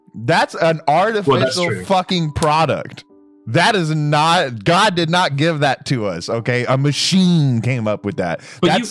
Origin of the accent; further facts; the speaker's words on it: United States; I'm an American